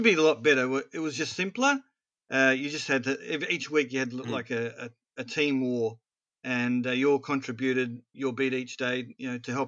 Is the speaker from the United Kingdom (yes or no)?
no; Australia; accent: Australian; my Australian accent